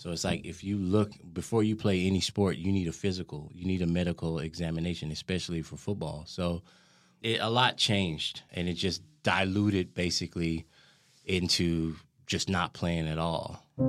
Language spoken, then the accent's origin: English; Tyler, Texas, United States; now in Denmark; I'm from Texas, from Tyler, Texas. I was born and raised there